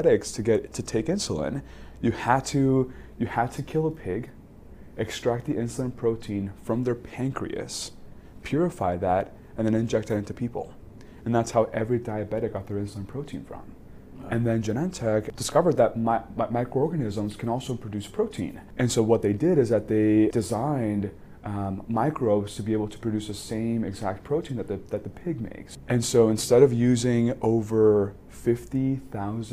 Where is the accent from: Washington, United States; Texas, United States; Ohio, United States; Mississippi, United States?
Texas, United States; Laredo; moved away; I was born in Laredo, Texas, right on the border with Mexico. I grew up in a community that was very homogenous.